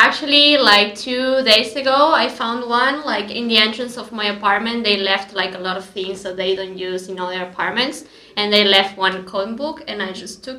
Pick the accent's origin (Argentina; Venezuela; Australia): Argentina; moved away; I'm 23 years old, and I'm from Argentina.